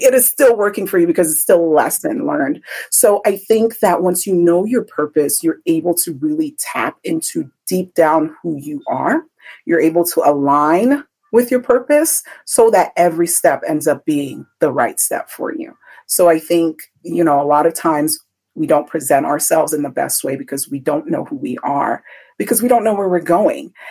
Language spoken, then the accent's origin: English; Benin City, Edo, Nigeria; moved away; go back home to Nigeria because that's where I'm from. I was born in Benin